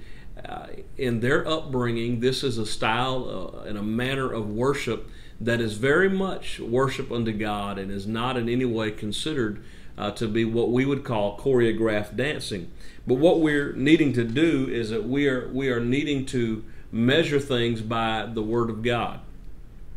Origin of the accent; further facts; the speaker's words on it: North Carolina, United States; I grew up in North Carolina, the southern or southeastern part of the United States